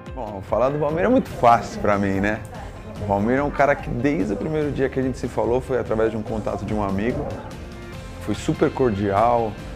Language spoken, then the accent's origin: Portuguese; São Paulo, Brazil; Eu nasci em São Paulo.